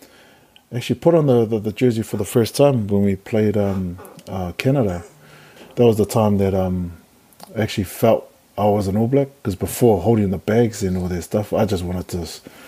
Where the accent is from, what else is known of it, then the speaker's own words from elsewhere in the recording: Wellington, New Zealand; because I'm from Wellington, should I sit in the middle?